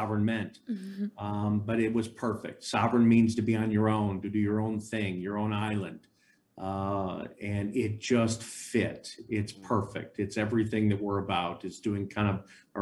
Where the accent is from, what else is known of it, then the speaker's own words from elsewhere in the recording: Chicago, Illinois, United States; I grew up in Chicago